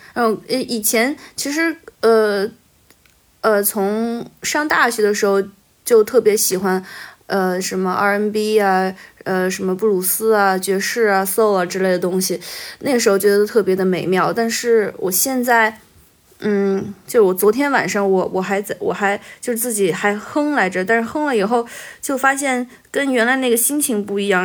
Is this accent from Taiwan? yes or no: no; Beijing, China; also born or lived in a mountain village (unspecified); now in Changsha, China; 我转学到北京了